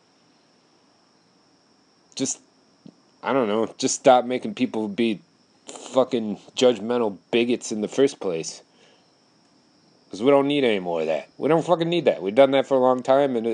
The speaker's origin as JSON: {"language": "English", "region": "Wisconsin", "country": "United States", "tie": "born or raised there", "said": "I live in Wisconsin"}